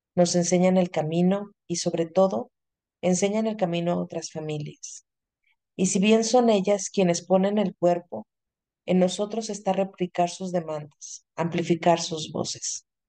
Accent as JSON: {"language": "Spanish", "country": "Mexico", "said": "mágico que tenemos los, los mexicanos"}